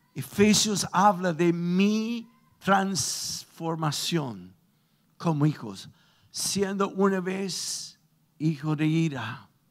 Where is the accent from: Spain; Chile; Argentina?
Chile